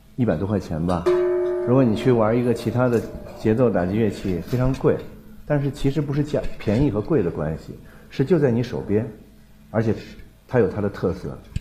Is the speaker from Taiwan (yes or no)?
no; China; 我们中国人